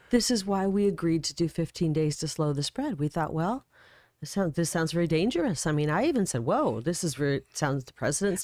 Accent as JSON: {"language": "English", "region": "Iowa", "country": "United States", "tie": "born or raised there", "also_born_or_lived": "Illinois", "moved": "yes", "lives_now": "Arizona, United States", "said": "I grew up in Iowa, um, pretty much born and raised there."}